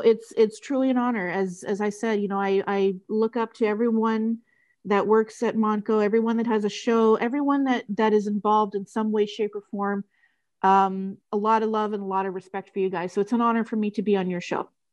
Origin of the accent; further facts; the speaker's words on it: Canada; I'm from Canada